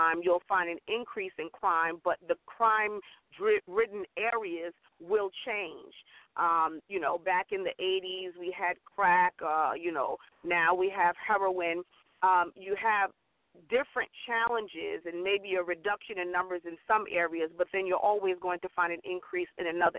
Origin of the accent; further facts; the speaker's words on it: Central Islip, New York, United States; I hail from Central Islip, New York. My home church was Hope Missionary Baptist Church in Central Islip